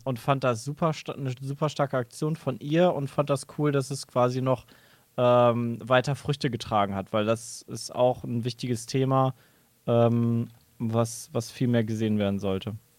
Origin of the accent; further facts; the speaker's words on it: Cologne, North Rhine-Westphalia, Germany; Ich als Rheinländer